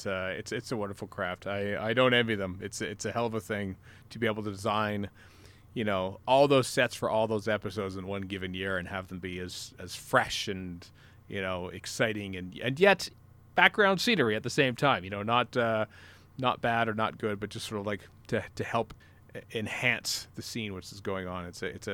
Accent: Canada; I'm from Canada.

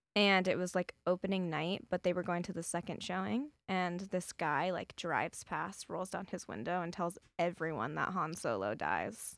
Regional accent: Las Vegas, Nevada, United States; also born or lived in Berkeley, California; I spent, like, four or five years of my life there before we moved to Las Vegas

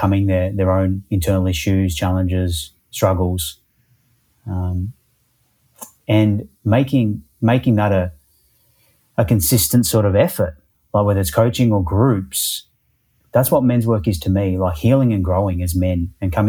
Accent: Perth, Western Australia, Australia; now in Melbourne, Australia; actually grew up in Perth on the west coast

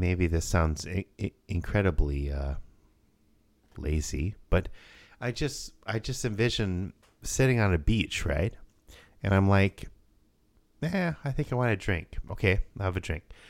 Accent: Rapid City, South Dakota, United States; growing up in Rapid City, South Dakota

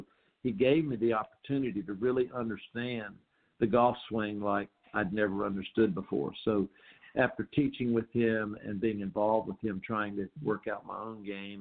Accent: North Carolina, United States; I grew up in North Carolina on a Donald Ross golf course

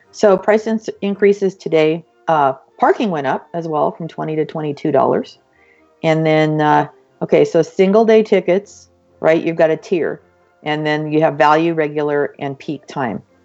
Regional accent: Southern California, United States; moved away as an adult; now in Colorado, United States; I grew up in Southern California

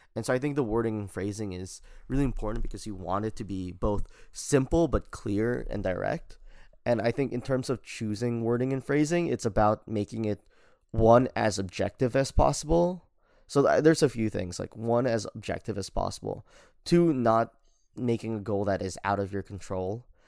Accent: Philippines; I'm Filipino

